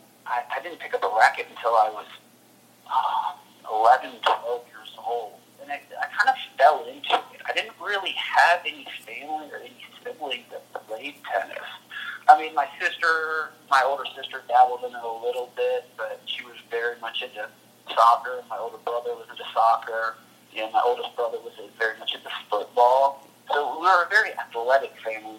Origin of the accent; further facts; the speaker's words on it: Louisville, Kentucky, United States; moved away as an adult; also born or lived in Lake Forest, Illinois / Birmingham, Alabama / Richmond, Virginia; now in Dallas, United States; Growing up in Louisville, Kentucky